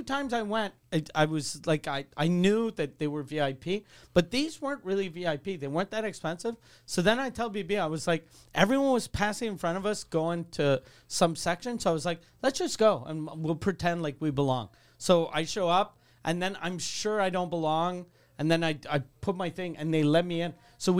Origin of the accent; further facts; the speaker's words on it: Canada; Then I'm a Canadian, but I don't care.